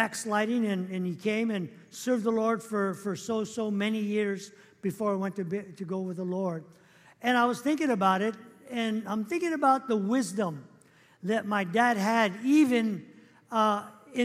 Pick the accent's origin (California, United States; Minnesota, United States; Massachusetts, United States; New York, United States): California, United States; Los Angeles; when I grew up, we grew up in East Los Angeles